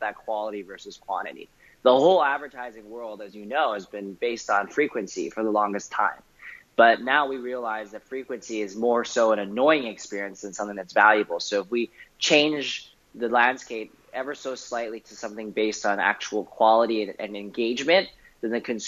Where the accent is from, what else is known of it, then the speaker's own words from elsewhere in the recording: Vancouver, British Columbia, Canada; I grew up in Canada, in Vancouver